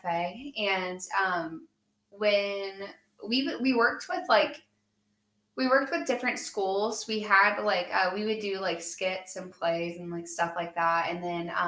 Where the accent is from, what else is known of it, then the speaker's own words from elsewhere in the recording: Chillicothe, United States; I'm from Chillicothe